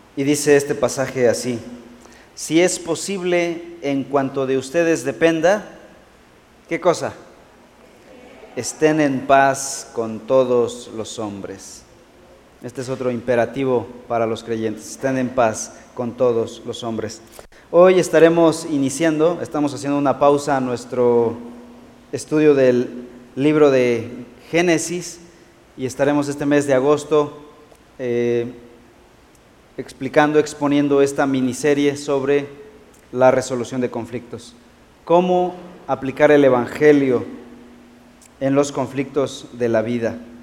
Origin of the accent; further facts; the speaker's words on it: Mexico; como decimos en México